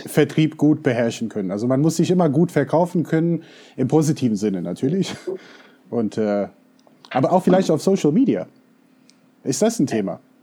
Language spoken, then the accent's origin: German; United States; German is a second language; now in Germany; ich bin in den USA aufgewachsen, Deutsch ist nicht unbedingt meine Muttersprache